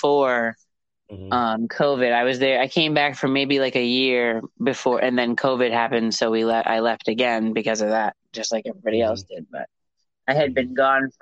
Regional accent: Rhode Island, United States; I am from Rhode Island

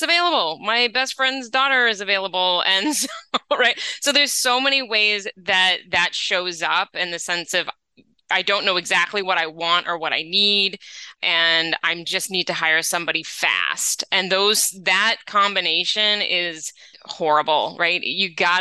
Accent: New England, United States; now in Los Angeles, United States; I grew up in New England, so the fall, I miss it when I'm in LA.

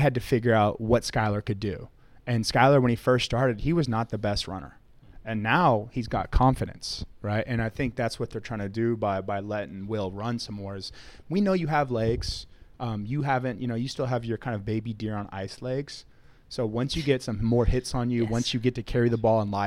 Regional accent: Grapevine, Texas, United States; I'm from Grapevine, so it's like 30 minutes down the road

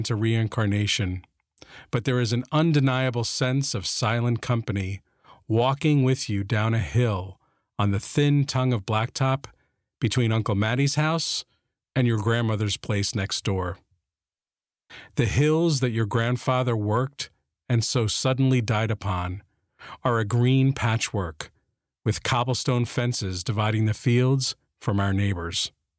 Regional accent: Jersey City, New Jersey, United States; growing up Irish, Catholic, and guilty in the swamps of New Jersey

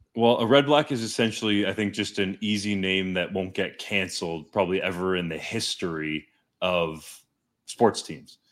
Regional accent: Canada; I'm a Canadian.

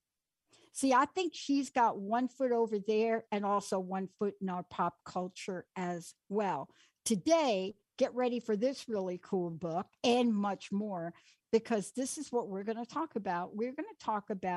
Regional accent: New York, United States; moved away; I grew up in New York. I lived there on the East Coast most of my life.

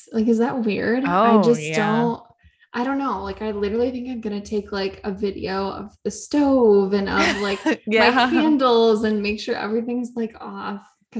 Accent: Michigan, United States; moved away as an adult; now in New York, United States; We're about to go back to Michigan, which I'm excited about. I'm excited to go home and see my family for a little bit.

